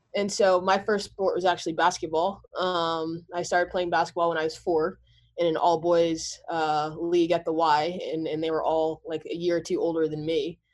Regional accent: Montclair, New Jersey, United States; also born or lived in New York City; that's where I was born, but I grew up in Montclair, New Jersey.

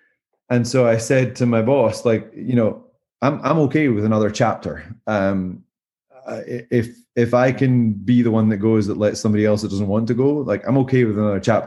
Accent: Scotland, United Kingdom; moved away as an adult; also born or lived in Southern California; now in Greenville, United States; being Scottish.

